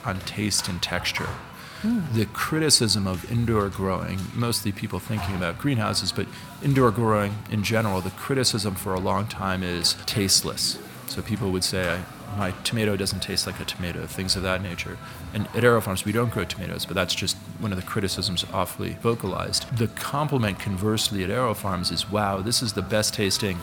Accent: New York City, New York, United States; I'm a kid from New York City

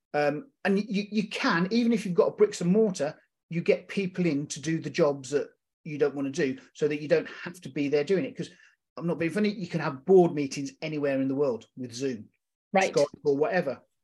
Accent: United Kingdom; being a British vet, uh, a military veteran

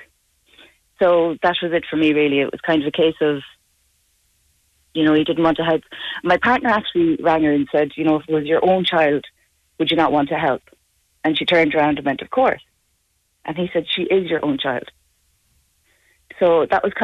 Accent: Tuam, Connacht, Ireland; also born or lived in Dublin; my parents got me a blessing down here in Tuam.

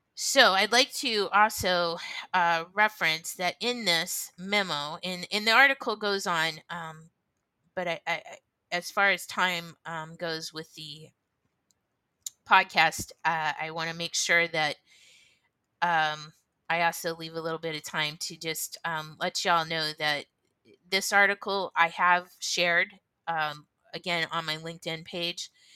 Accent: United States

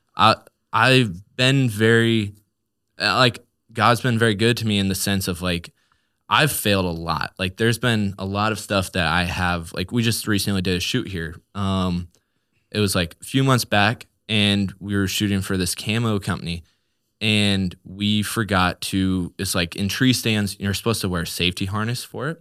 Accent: Newark, Nebraska, United States; born and raised in Newark, Nebraska, and that's just kinda been where I've called home for my whole life

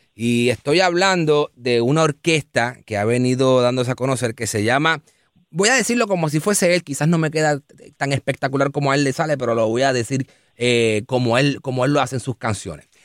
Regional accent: Puerto Rico; moved away as an adult; now in Miami, United States; yo soy de Puerto Rico, entonces yo me crié y yo crecí allá

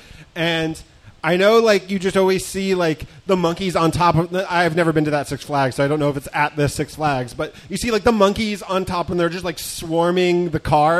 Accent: Pennsylvania, United States; I am from Pennsylvania.

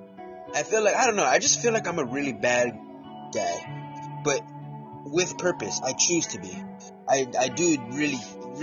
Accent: New York, United States; I'm the guy from New York

